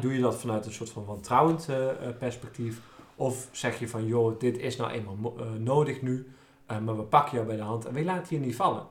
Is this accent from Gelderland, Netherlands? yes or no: yes; Nijmegen, Gelderland, Netherlands; ik kom uit Nijmegen en zijn we van de Waal.